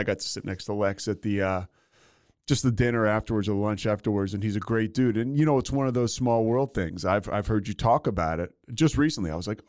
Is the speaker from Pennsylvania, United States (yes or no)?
yes; Philadelphia, Pennsylvania, United States; I grew up in Philly